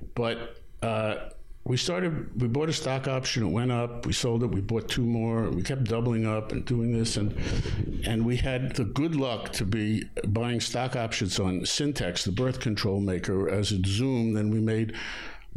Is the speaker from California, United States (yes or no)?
no; New York City, New York, United States; also born or lived in Long Island; I was born in Brooklyn